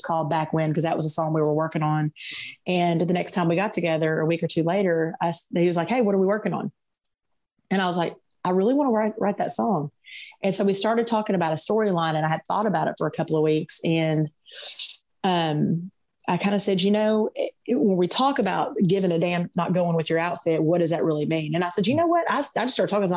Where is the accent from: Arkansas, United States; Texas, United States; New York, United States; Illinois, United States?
Arkansas, United States; Little Rock; I came from Little Rock, which is a big city here in, in Arkansas, um, and moving to this small town of 3,000 people everybody knows everybody